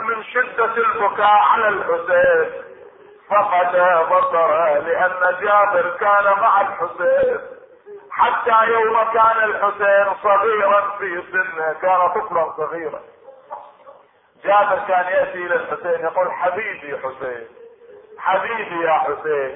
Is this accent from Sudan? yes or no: no; Iraq; عندنا في العراق